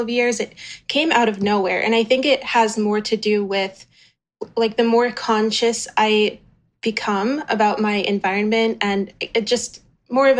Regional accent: New Orleans, Louisiana, United States; growing up in New Orleans for part of my life

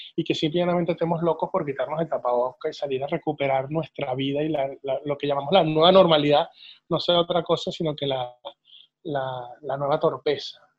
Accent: Venezuela

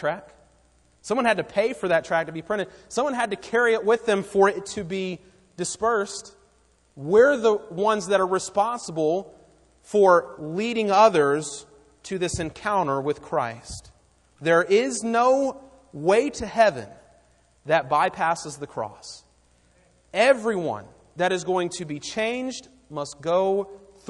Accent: Raleigh, North Carolina, United States; we grew up in Raleigh

